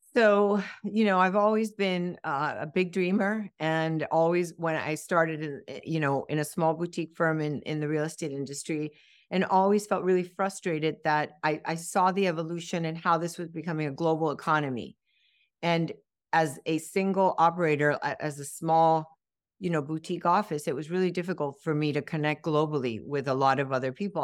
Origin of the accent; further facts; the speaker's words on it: Miami, Florida, United States; also born or lived in Cuba; I grew up in Miami, and, um, this is home